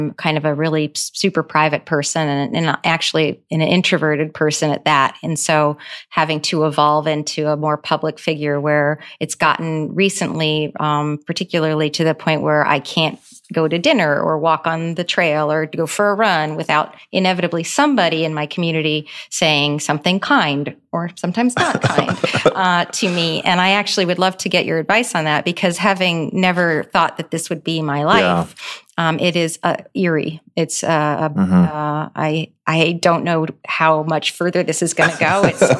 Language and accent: English; United States; embody, I think, everything that is awesome about being an American. And so I'm just really proud that I got the chance to grow here as a young person and to stay here.